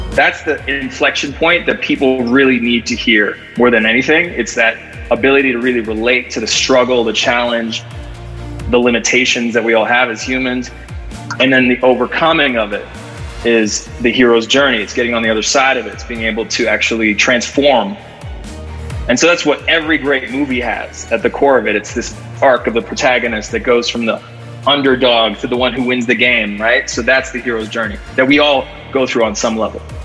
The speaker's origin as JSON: {"language": "English", "country": "Canada", "tie": "born or raised there", "moved": "as an adult"}